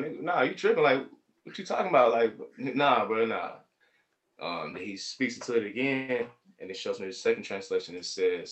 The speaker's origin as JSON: {"language": "English", "town": "Atlanta", "region": "Georgia", "country": "United States", "said": "I'm from Atlanta"}